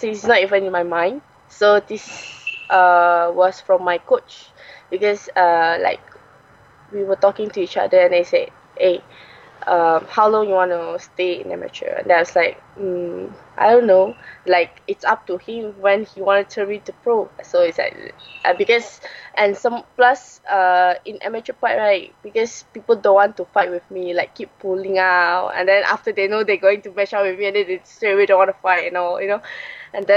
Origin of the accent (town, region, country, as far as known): Malaysia; born or raised there